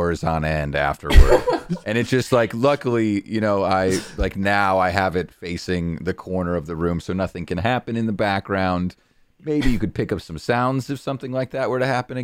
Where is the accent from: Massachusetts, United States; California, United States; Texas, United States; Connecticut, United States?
Connecticut, United States; I grew up in Connecticut